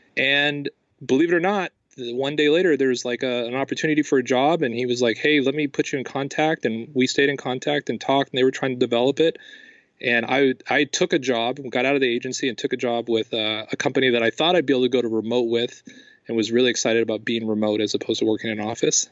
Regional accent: Los Angeles, California, United States; I'm from Los Angeles

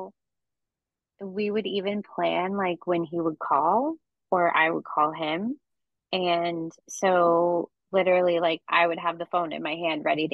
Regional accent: California, United States; I grew up in California

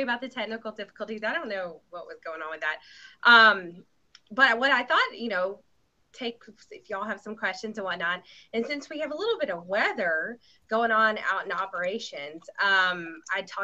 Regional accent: Athens, Alabama, United States; now in Nashville, United States; I grew up in North Alabama, just outside of Huntsville, a little town called Athens

